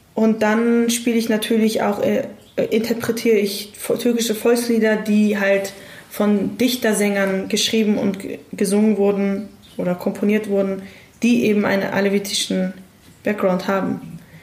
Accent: Hamburg, Germany; ich bin in Hamburg aufgewachsen

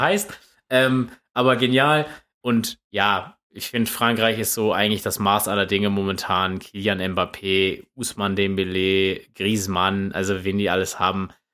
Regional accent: Germany; als Deutscher

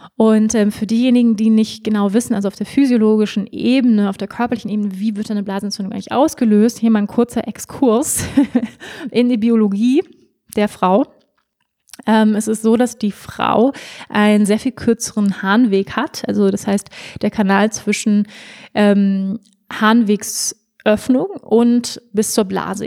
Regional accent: Schleswig-Holstein, Germany; also born or lived in Hamburg; ich bin in Hamburg geboren. Wir sind dann aufs Land gezogen nach Schleswig-Holstein

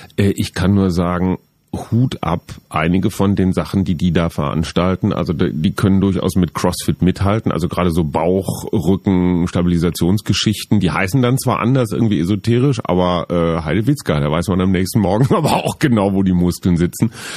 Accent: Münster, North Rhine-Westphalia, Germany; Ich komme aus Münster, Radfahrerstadt.

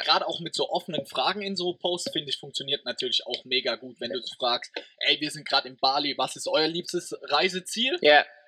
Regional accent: Germany; meiner Heimat, weil die, oder aus Deutschland

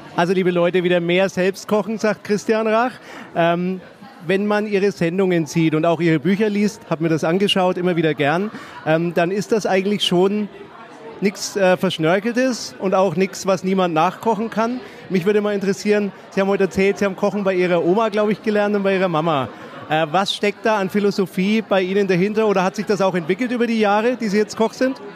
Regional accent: Middle Franconia, Bavaria, Germany; ich bin ja aus Mittelfranken, da kocht man gern Klöße.

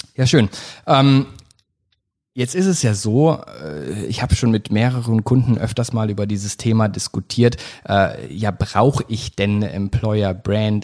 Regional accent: Black Forest, Baden-Württemberg, Germany; ich komme aus dem Schwarzwald

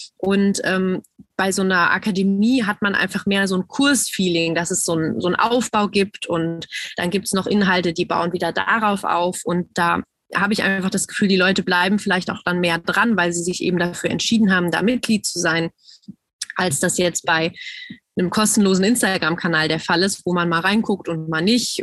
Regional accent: Germany; bei uns in Deutschland

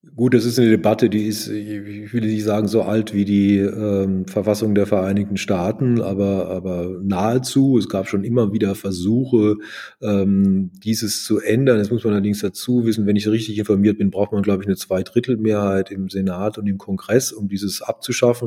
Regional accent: Germany; Ich war als Deutscher für ihn insofern auch interessant

